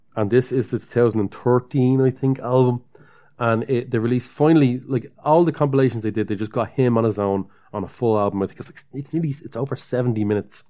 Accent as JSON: {"language": "English", "town": "Dublin", "region": "Leinster", "country": "Ireland", "accent": "Dublin", "said": "we're from Dublin"}